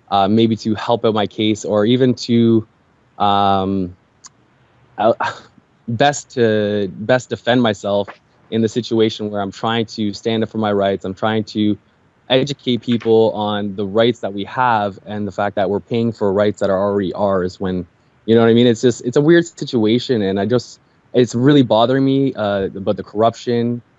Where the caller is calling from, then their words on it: Toronto, Ontario, Canada; from Canada, Toronto, Canada.